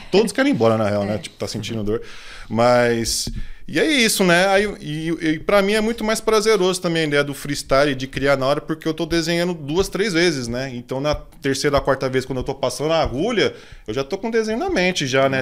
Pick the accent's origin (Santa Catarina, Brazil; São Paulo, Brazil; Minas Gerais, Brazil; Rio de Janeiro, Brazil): São Paulo, Brazil; also born or lived in Grajaú; eu nasci, nasci no, no Grajaú, né? Nasci, morei lá até meus 5, 6 anos, assim. Minha família é de lá também, da parte de, do meu pai e tal. Aí depois eu mudei para Interlagos, moro lá até hoje.